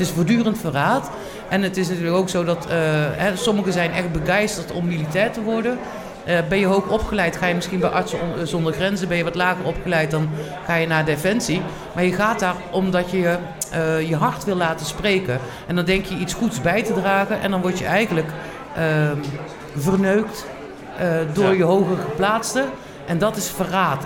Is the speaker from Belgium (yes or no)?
no; Tilburg, North Brabant, Netherlands; ik kom uit Tilburg. Ik ben eh, Geboren Tilburgse.